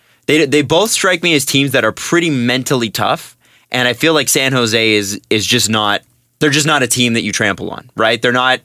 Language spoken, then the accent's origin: English; Canada; as a Canadian